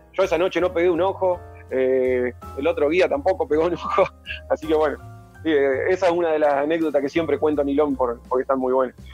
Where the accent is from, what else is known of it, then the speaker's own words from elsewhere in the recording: Lago Puelo, Chubut, Argentina; also born or lived in Mercedes, Buenos Aires; yo nací en Mercedes, Buenos Aires. Y de muy chiquitito, de muy chiquitito, me vine a vivir a un pueblito que está al sur de Bariloche, a 130 kilómetros, que se llama Lago pueblo Y ahí pasé toda mi infancia y adolescencia